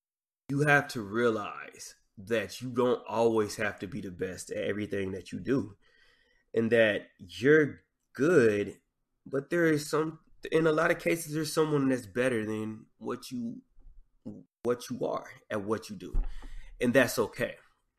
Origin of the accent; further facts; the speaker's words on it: the South, United States; I love Southern artists. I grew up in the South. It's just a part of my culture.